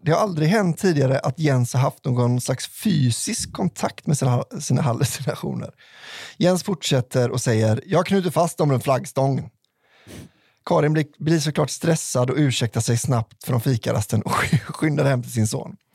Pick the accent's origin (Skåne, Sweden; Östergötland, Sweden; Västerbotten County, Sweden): Västerbotten County, Sweden; Skellefteå; Här kommer en historia från min hemkommun Skellefteå.